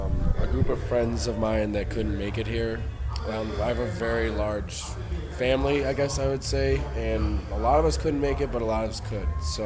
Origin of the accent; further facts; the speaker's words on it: Upstate New York, United States; I'm from New York. Upstate New York.